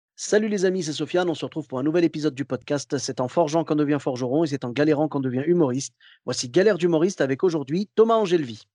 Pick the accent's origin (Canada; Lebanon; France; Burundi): France; Clermont-Ferrand, Auvergne-Rhône-Alpes; moved away as an adult; also born or lived in Morocco; now in Bordeaux, France; je suis originaire de Clermont-Ferrand à la base.